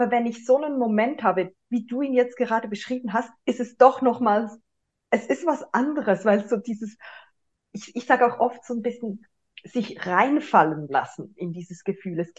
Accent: Zurich, Switzerland; wir haben vorhin herausgefunden, wir sind beide aus Zürich

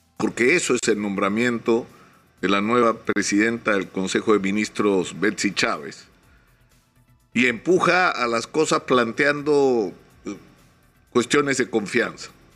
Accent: Peru

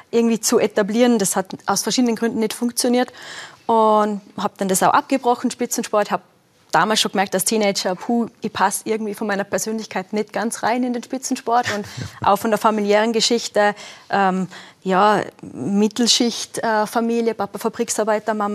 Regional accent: western Austria, Austria; Also ich bin auf Alpinskiern aufgewachsen, äh, Westen Österreich, eh klar.

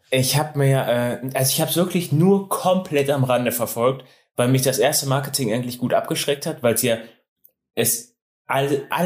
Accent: Switzerland; wichtig. jetzt mit Purpose und ich komme aus der Schweiz, dem schönsten Land der Welt.

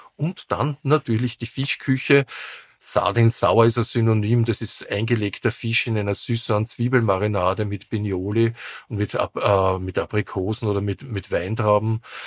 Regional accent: Vienna, Austria; Wien wird immer meine Heimatstadt sein

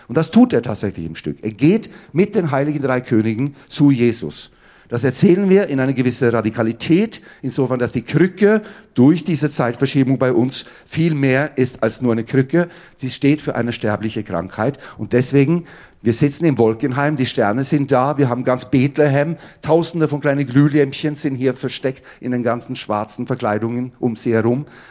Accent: Oslo, Norway; moved away; ich hatte einen Papa und der war Bratscher an der Oper in Oslo, wo ich aufgewachsen bin

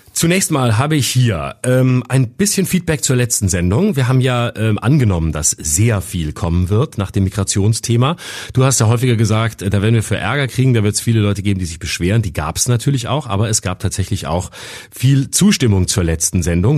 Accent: Lörrach, Baden-Württemberg, Germany; moved away; also born or lived in Freiburg; in meine Heimat Lörrach

